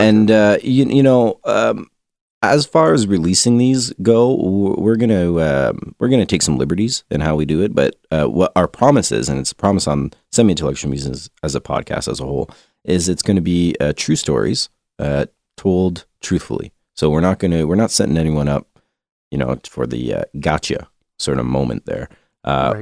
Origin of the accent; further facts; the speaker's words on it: Canada; being Canadian